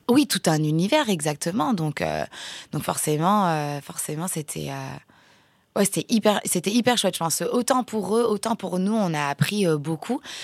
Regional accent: France; also born or lived in Mont-de-Marsan; on est circassien, on est français

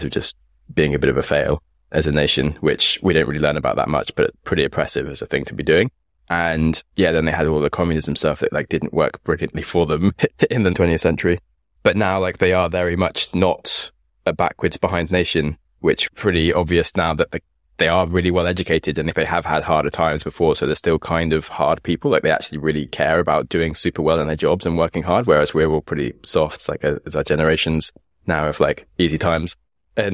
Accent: United Kingdom; I'm from Britain

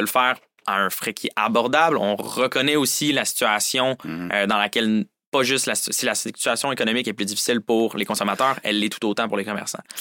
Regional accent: Saint-Jérôme, Quebec, Canada; moved away as an adult; je viens plus précisément de Saint-Jérôme, sur la rive nord de Montréal

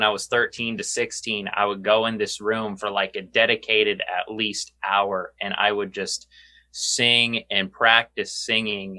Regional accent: San Antonio, Texas, United States; also born or lived in Duluth, Minnesota; Me and Josh are from San Antonio, Texas. And we were both born in Duluth, Minnesota, but very young age, we moved to San Antonio

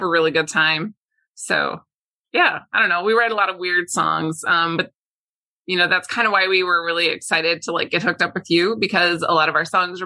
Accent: Minneapolis, Minnesota, United States; We're from Minneapolis, Minnesota

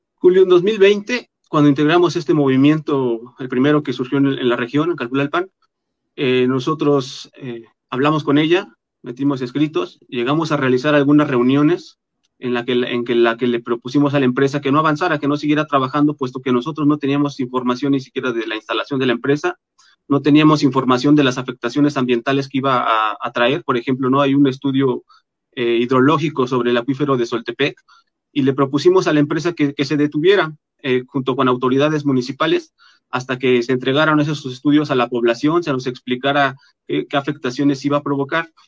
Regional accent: Calpulalpan, Tlaxcala, Mexico; somos de Calpulalpan

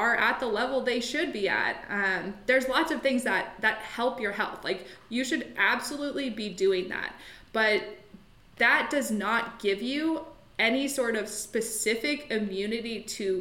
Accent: Colorado, United States; also born or lived in London, England; now in Vancouver, Canada; I'm actually from Colorado originally, but I moved to Vancouver just over a year ago

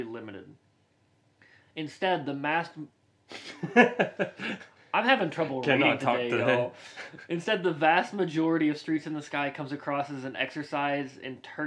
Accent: the South, United States; We're from the South

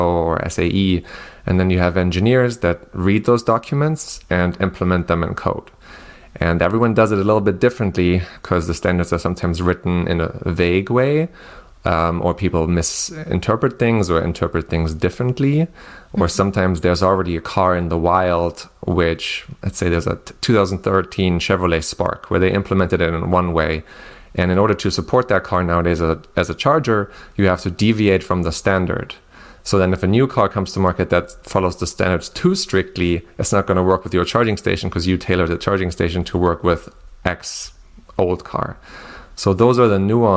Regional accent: Germany; moved away as an adult; also born or lived in southern Germany; I'm originally from Germany

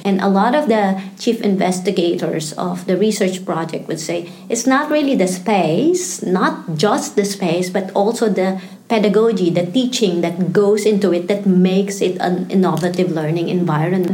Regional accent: Philippines; moved away as an adult; also born or lived in Singapore; now in Melbourne, Australia; I was born and raised in the Philippines

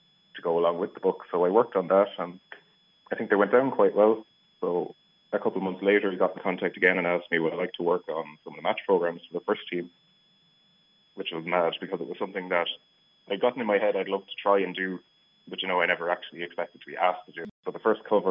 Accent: Longford, Leinster, Ireland; moved away; also born or lived in Limerick; I grew up in Longford, and we always went to Longford Town games with my family

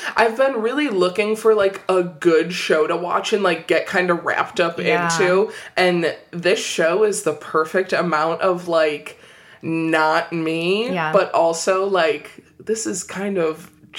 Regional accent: Illinois, United States

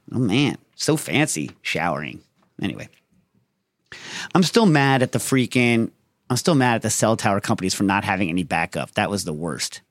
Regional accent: New York City, New York, United States; as a New Yorker from that time

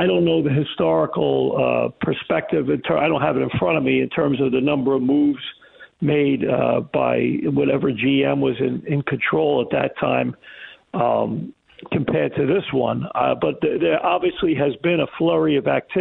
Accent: New York, United States; moved away; I grew up in New York

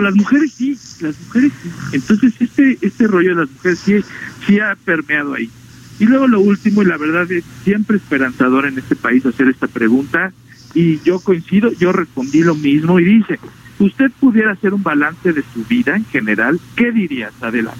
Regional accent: Mexico

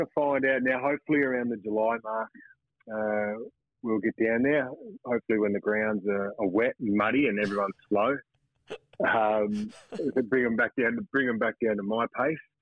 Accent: Wagga Wagga, New South Wales, Australia; I grew up in Wagga

